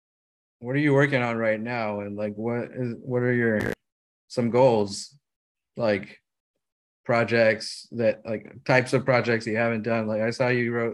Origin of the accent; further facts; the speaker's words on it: San Pedro, California, United States; also born or lived in Berkeley, California; I'm from San Pedro, California.